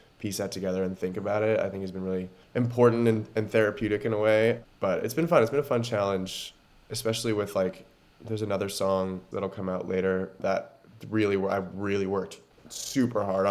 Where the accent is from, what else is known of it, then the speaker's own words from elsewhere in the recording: Oregon, United States; I grew up in Oregon